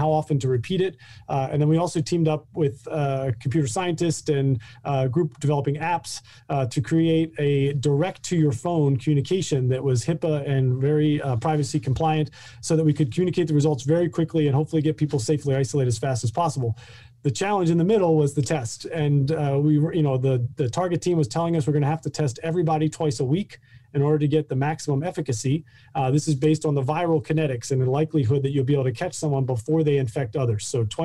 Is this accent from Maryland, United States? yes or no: yes; about an hour northwest of Baltimore, Maryland, United States; moved away as an adult; also born or lived in Massachusetts; I grew up in Maryland, about an hour northwest of Baltimore